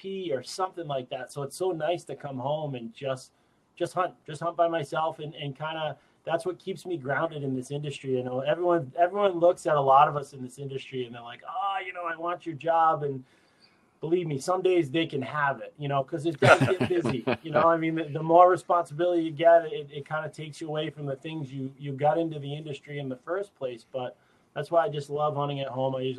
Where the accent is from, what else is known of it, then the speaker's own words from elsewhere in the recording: Northeast, United States; growing up in the Northeast, we had a lot of opportunities